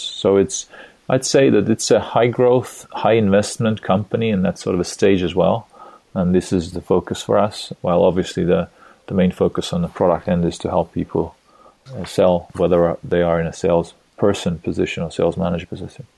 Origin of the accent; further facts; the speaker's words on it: Estonia; also born or lived in California, United States; I live in Tallinn, Estonia right now, a small Nordic country in Europe, Eastern Europe. I have a, a wife, a woman that I love, and three kids. I was born in Soviet Union